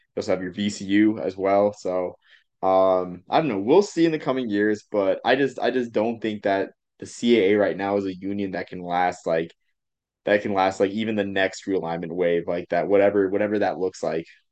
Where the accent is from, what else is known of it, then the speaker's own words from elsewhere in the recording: Massachusetts, United States; I grew up in Massachusetts